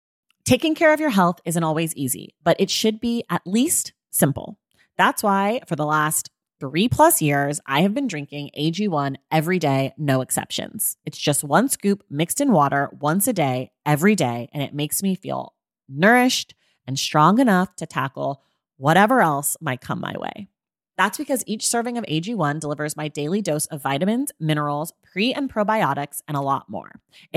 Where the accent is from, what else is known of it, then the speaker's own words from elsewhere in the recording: Oakland, California, United States; I'm from Oakland.